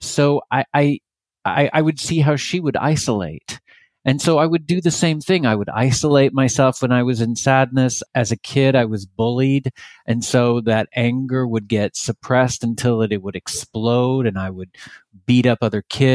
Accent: Texas, United States; now in California, United States; I grew up in Texas.

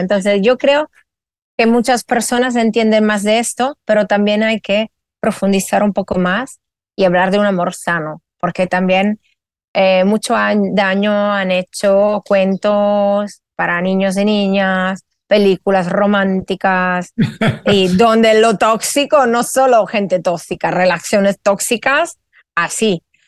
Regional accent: Italy; moved away as an adult; now in Spain; soy italiana afincada en España hace más de 17 años

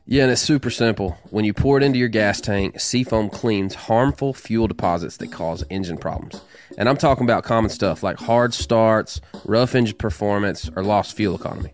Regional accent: the South, United States; I'm a small town, southern cat, you know, redneck

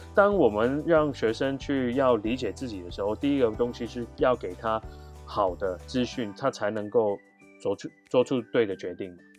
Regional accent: Hong Kong; moved away as an adult; also born or lived in Canada / United States / Japan; now in Taiwan; 我来自香港

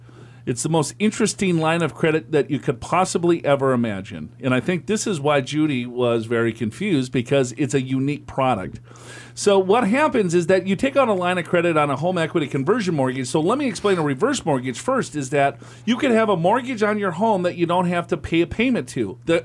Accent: California, United States; now in Hamden, United States; We are actually from Southern California ourselves, but moved to Hamden 2 years ago as my wife is attending Yale.

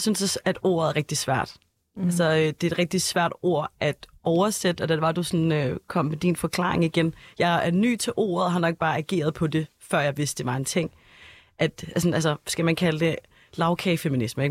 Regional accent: Copenhagen, Capital Region of Denmark, Denmark; Jeg er født og opvokset øh, på Østerbro

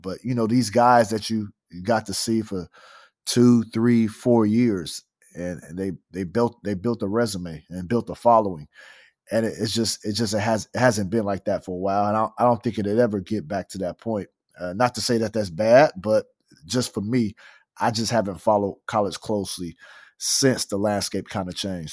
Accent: Fresno, California, United States; I'm from Fresno, California

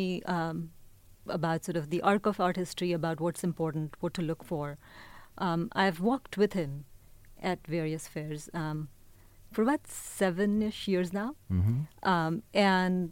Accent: India; now in Bay Area, United States; I'm Indian, but I also think of the Bay Area as home.

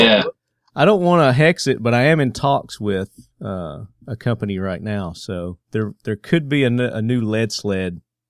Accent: Southern United States, United States; accent: southern twang; So with my southern twang accent, you know, I know it's tough for some people to understand.

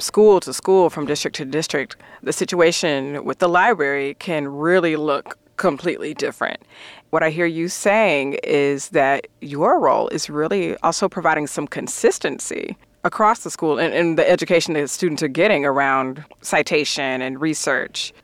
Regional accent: Alabama, United States; my home state of Alabama

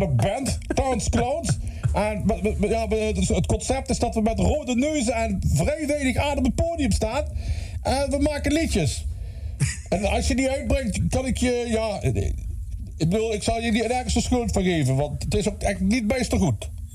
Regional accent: Roggel, Limburg, Netherlands; waar kom je vandaan? Uit Roggel.

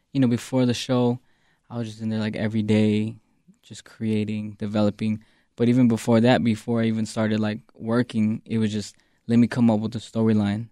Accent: Phoenix, Arizona, United States; now in Chicago, United States; West Phoenix is very like, you know, you think West Coast

